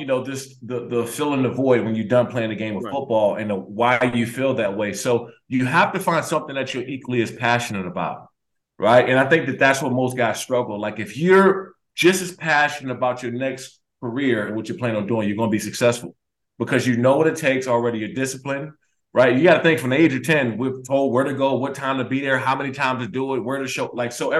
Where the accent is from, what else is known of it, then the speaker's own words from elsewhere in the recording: Washington, District of Columbia, United States; I've been talking to the MGM out there in my hometown in Washington, D.C., the Maryland area.